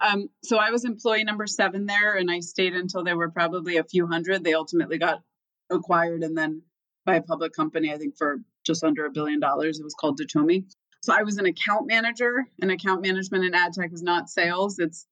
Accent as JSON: {"language": "English", "town": "Boston", "region": "Massachusetts", "country": "United States", "tie": "born or raised there", "also_born_or_lived": "Dallas / Florida / New Jersey", "said": "Dallas because we left when I was three. And I made pit stops in Florida and New Jersey. You can hear my accent with Florida. We ended up in Boston, though, and I don't know. I kind of liked it. West of Boston."}